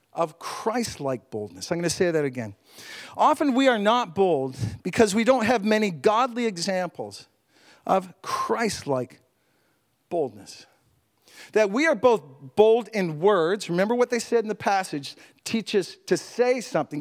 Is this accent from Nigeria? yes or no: no; Canada; as a Canadian